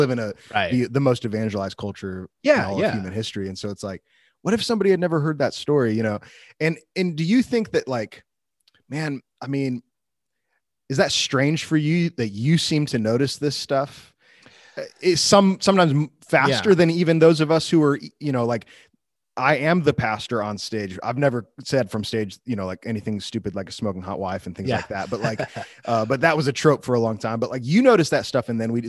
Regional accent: Illinois, United States; so I grew up near Chicago, and I did not grow up a Christian, at least not until I was in high school

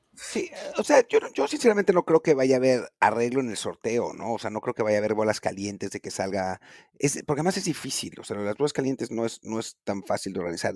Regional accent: Mexico; nosotros como, como mexicanos

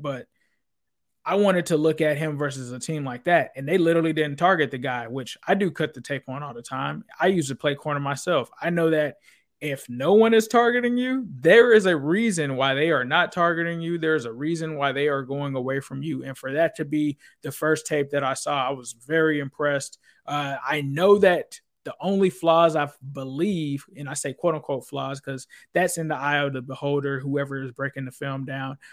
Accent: Cincinnati, Ohio, United States; moved away as an adult; also born or lived in California; now in Florida, United States; originally I grew up in Cincinnati

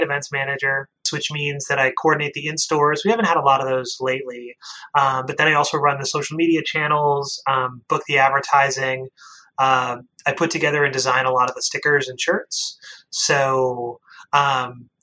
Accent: Maine, United States; I grew up in Maine

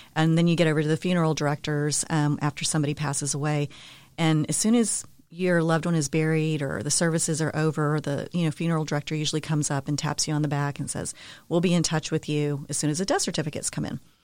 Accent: San Antonio, Texas, United States; also born or lived in Denver, Colorado; born and raised in San Antonio

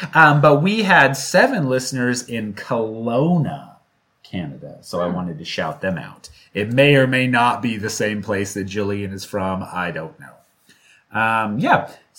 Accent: Seattle, Washington, United States; accent: Seattle; moved away; my Seattle accent is just out of control whenever I go back home

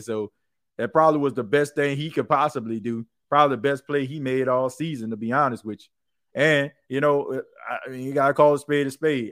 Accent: New Orleans, Louisiana, United States; I grew up in New Orleans

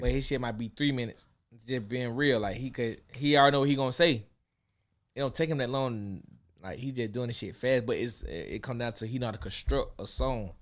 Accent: Atlanta, Georgia, United States; my hometown. They never been to Atlanta

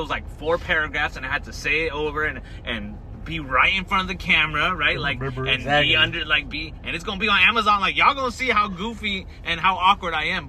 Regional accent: Dubai, United Arab Emirates; born there; I was born in Dubai, but in Arabic, I have a Indian citizenship, like Indian birth certificate.

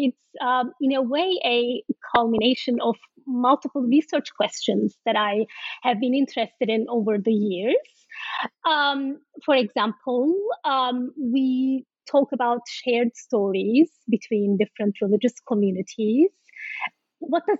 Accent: Turkey; moved away; I am from Turkey, and in many ways I'm shaped by the legacies of that history

